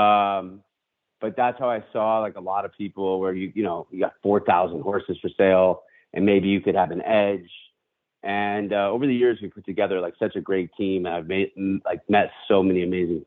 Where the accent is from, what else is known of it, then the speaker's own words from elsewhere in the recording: Western Massachusetts, United States; I grew up in Western Massachusetts, going to the track really with my family